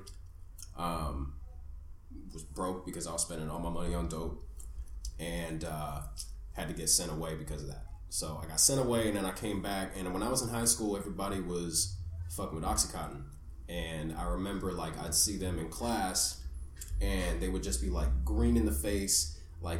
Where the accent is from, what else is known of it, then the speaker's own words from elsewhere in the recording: Danville, California, United States; now in Los Angeles, United States; I grew up in Danville